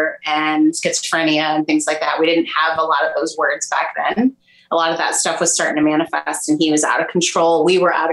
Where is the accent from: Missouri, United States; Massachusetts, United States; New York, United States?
Missouri, United States; Liberty; moved away as an adult; now in outside Washington, D.C., United States; I grew up in Liberty. My dad and I share a hometown. Back then it was maybe 5,000 people in the whole town. So it wasn't super huge, but not small by Missouri standards